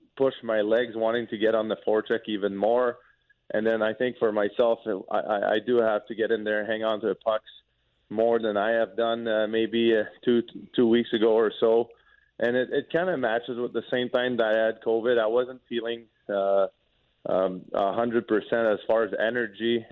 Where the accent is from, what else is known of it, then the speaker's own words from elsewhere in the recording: Quebec, Canada; first language French; English is a second language; moved away as an adult; also born or lived in Lewiston, Maine; now in St. Louis, United States; growing up in Quebec from the city that I'm from, even though it's close to the United States, we never had to speak English